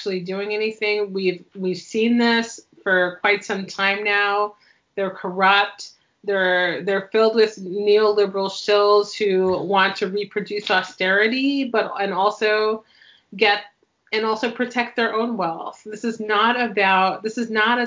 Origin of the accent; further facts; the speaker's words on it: New York, United States; also born or lived in Chicago / Seattle / Miami; now in Pacific Northwest, United States; I was born and raised in New York and lived in Seattle and Miami